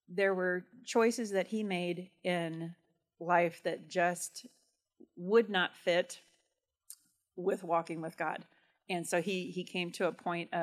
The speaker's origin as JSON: {"language": "English", "town": "Churubusco", "region": "Indiana", "country": "United States", "tie": "born or raised there", "said": "I grew up in Cherbusco, right on the county line"}